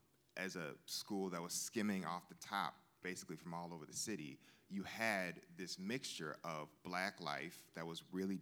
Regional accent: Chicago, Illinois, United States; also born or lived in Connecticut; Growing up in Chicago, Southside, I was in between two worlds of a predominantly Black world, basically all Black world, particularly in Black church, which bequeathed faith to me and my siblings

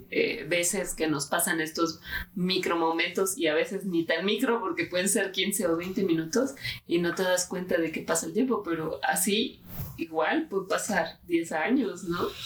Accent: Mexico

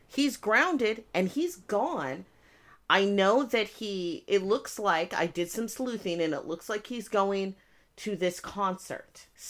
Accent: United Kingdom; I am also British, but I am from the place that Michael Caine is from.

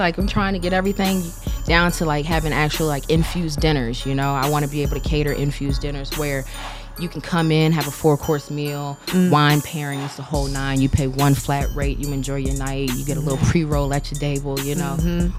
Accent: the South, United States; Like I said, I'm from the South, and if you know about the South, we the Bible Belt, you know. Mm-hmm. And I grew up in a very religious household

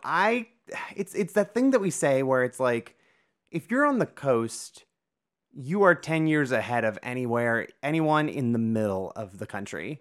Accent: Northeast Ohio, United States; born and raised in Northeast Ohio like I was

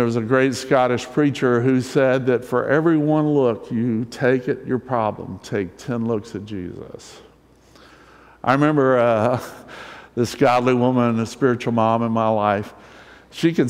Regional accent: the South, United States; I'm from the South. I grew up in the South.

